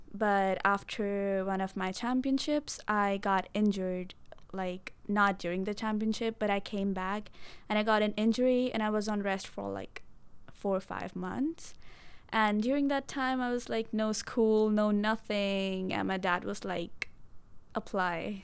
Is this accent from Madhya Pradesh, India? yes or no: no; Mohali, Punjab, India; moved away as an adult; now in United States; I'm from Punjab. It's in the northwestern side, and in Punjab, I'm from Mohali.